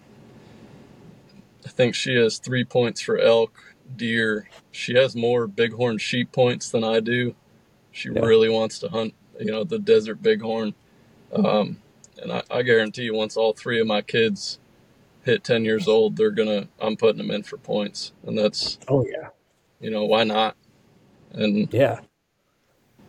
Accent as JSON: {"language": "English", "region": "Pennsylvania", "country": "United States", "tie": "born or raised there", "said": "my home state of Pennsylvania"}